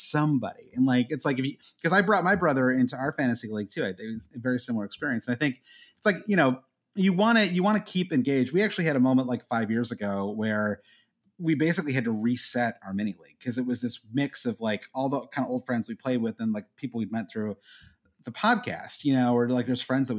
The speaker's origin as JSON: {"language": "English", "region": "Midwest", "country": "United States", "tie": "born or raised there", "said": "Growing up in the Midwest"}